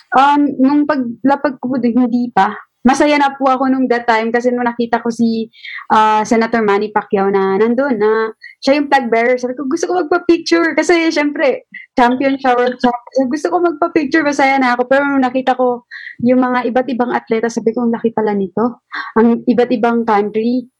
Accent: Zamboanga City, Zamboanga Peninsula, Philippines; taga Sambuanga po ako, marami po akong kapitbahay na sundalo.

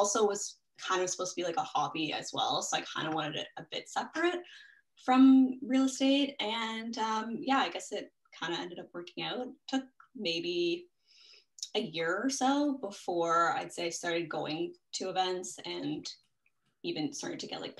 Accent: Toronto, Ontario, Canada; Born and raised in Toronto

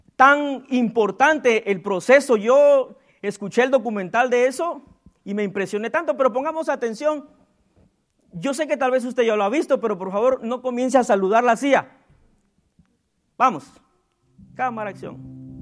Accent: Guatemala; born or raised there

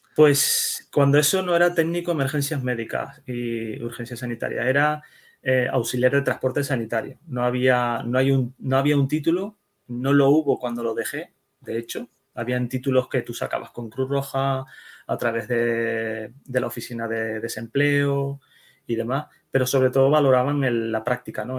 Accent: Netherlands; Yo nací en Holanda, ¿vale? Yo soy hijo de inmigrantes

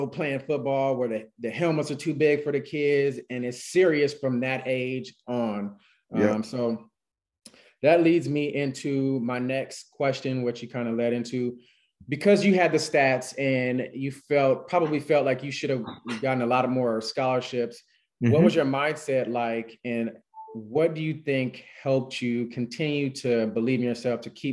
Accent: California, United States; moved away as an adult; also born or lived in Texas; I'm from California

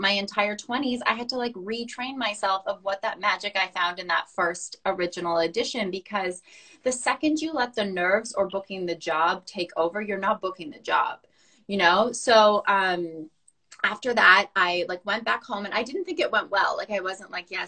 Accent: Saskatchewan, Canada; moved away as an adult; now in Vancouver, Canada; I'm originally from Saskatchewan

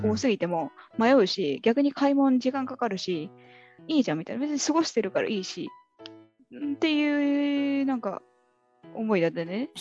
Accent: Tottori, Japan; moved away as an adult; also born or lived in Warsaw; その私結構自分鳥取出身でなんかあの高校生ぐらいまではやっぱりどうしてもすぐ出たい出たいっていうその田舎の出身者あるあるなんか都会に早く出たいみたいな思ってた

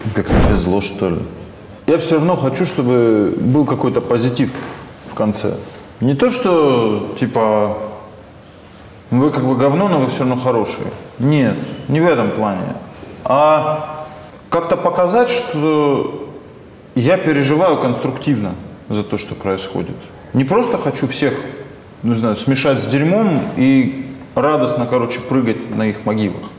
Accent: North Caucasus, Russia; я сам с Северного Кавказа

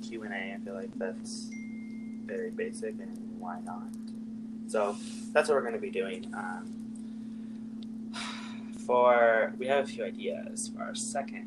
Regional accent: California, United States; now in Idaho, United States; I do live in Idaho. I moved from California

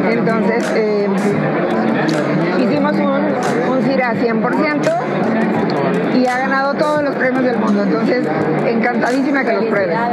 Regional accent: Tijuana, Baja California, Mexico; somos de Tijuana, Baja California, pero tenemos un rancho de toda la vida en Tecate.

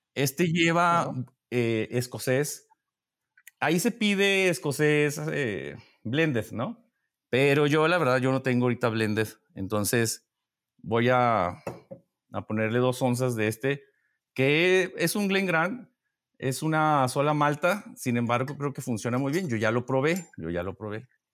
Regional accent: Mexico; Siendo mexicano

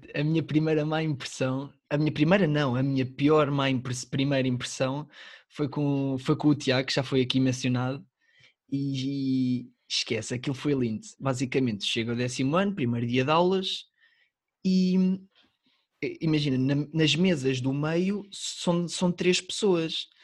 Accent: the North, Northern Portugal, Portugal; eu nasci no Norte

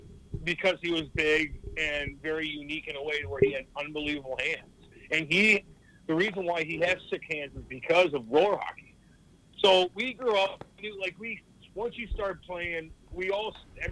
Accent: near St. Louis, Missouri, United States; I grew up kind of about 35 miles away from St. Louis, kind of in the woods, really

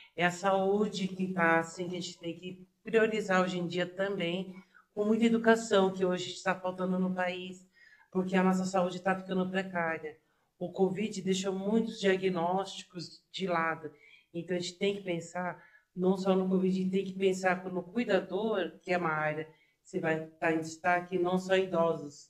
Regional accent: São Paulo, Brazil; eu sou de São Paulo mesmo

